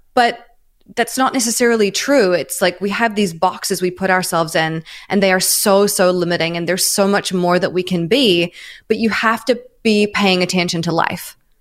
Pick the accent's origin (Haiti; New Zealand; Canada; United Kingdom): New Zealand; moved away as an adult; also born or lived in Melbourne, Australia / New York, United States; now in Los Angeles, United States; I'm from New Zealand originally